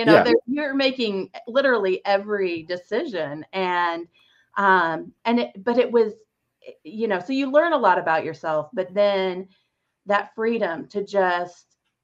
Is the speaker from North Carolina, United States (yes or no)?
no; Nebraska, United States; I am originally from Nebraska